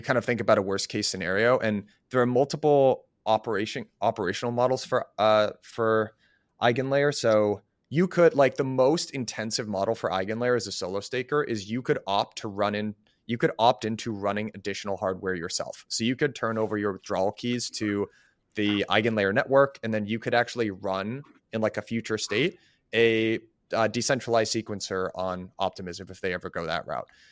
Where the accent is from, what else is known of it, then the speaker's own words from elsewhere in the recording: United States; as an American, like, a young American